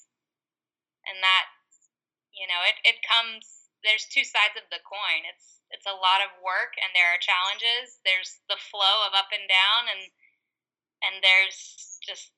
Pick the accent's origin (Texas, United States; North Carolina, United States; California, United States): North Carolina, United States; also born or lived in Las Vegas, Nevada; I'm from North Carolina, but I was living in Las Vegas, Nevada when I had him